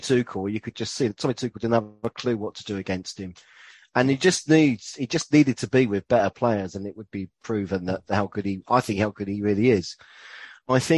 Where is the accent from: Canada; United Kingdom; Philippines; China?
United Kingdom; England; as English people